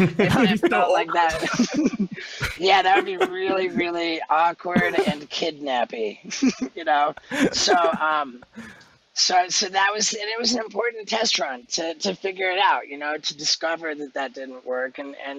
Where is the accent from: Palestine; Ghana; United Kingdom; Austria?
United Kingdom; England; born there; I was born in England, so I'm British. I have a British passport.